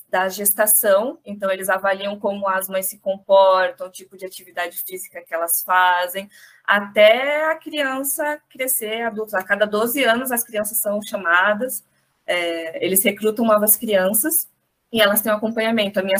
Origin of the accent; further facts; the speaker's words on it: Pelotas, Rio Grande do Sul, Brazil; now in Florianópolis, Brazil; eu vim de Pelotas, é uma cidade grande, mas não tão grande quanto Florianópolis.